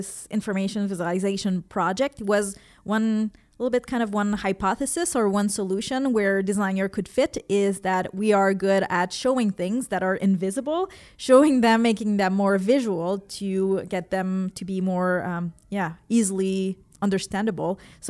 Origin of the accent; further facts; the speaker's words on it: Quebec City, Quebec, Canada; I come from Quebec City, where I was teaching there.